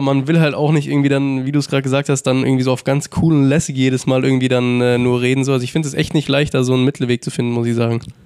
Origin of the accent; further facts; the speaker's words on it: Munich, Bavaria, Germany; moved away as an adult; now in Frankfurt, Germany; ich komme ja aus München